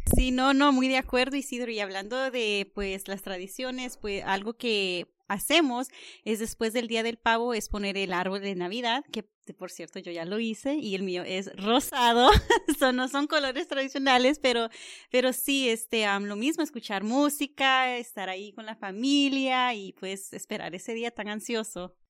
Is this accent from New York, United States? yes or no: no; North Carolina, United States; moved away; also born or lived in California / Virginia / Washington / Maryland; yo nací en California, pero me creé mm, eh, en Carolina del Norte y pues he vivido en Virginia, Washington, Maryland los últimos 17 años